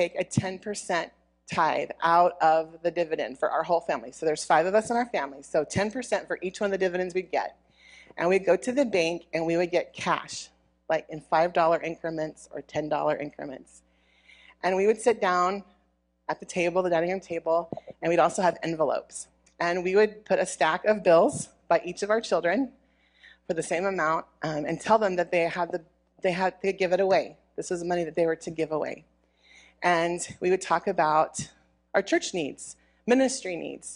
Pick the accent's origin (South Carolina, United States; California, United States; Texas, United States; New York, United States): Texas, United States; Dallas; moved away as an adult; also born or lived in rural Alaska; now in Alaska, United States; I grew up in the Lower 48 in the Dallas area